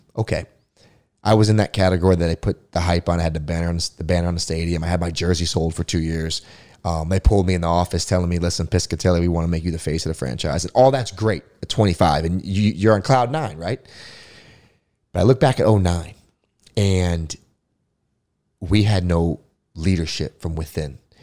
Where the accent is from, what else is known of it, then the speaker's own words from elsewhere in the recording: Florida, United States; I was a huge Florida State fan growing up, you know, growing up in Florida.